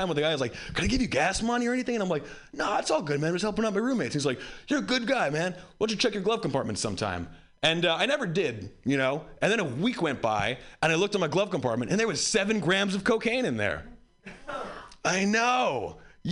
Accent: Hawaii, United States; I grew up white in Hawaii

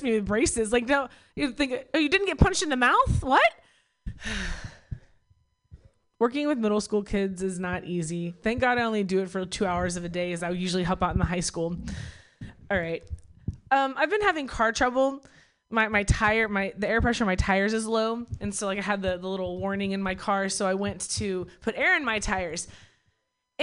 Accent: Oklahoma, United States; also born or lived in Bay Area; now in Berkeley, United States; I'm from Oklahoma

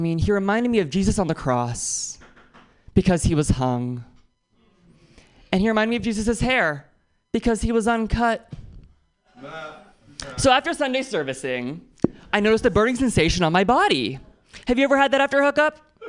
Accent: Oakland, California, United States; I'm from Oakland, which means I dodged three bullets and walked through fire to get here.

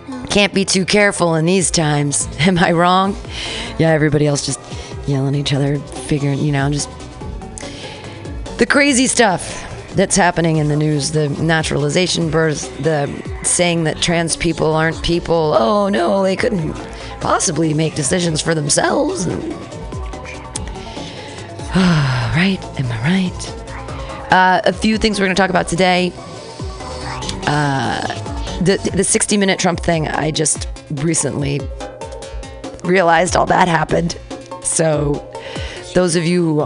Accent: Danville, California, United States; now in San Francisco, United States; I was as a child growing up in Danville

